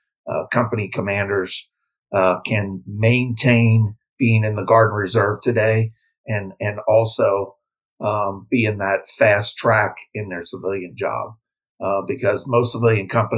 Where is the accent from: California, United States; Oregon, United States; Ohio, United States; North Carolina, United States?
Ohio, United States; Cincinnati; moved away as an adult; also born or lived in Louisiana / Germany; got transferred back to my hometown of Cincinnati with my civilian company